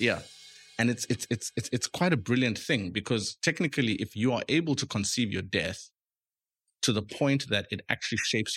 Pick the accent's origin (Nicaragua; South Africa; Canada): South Africa; Eastern Cape; I grew up in the Eastern Cape